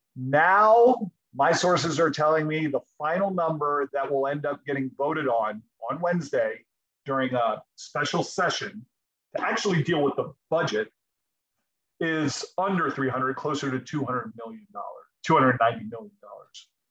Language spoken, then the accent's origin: English; United States; I grew up here, um, you know, through the glory days of the, you know, early 80s um, and early 90s